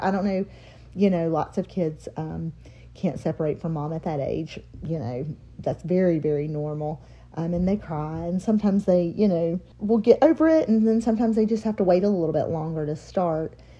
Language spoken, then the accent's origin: English; Mount Holly, North Carolina, United States; Born and raised in Mount Holly, North Carolina, small town living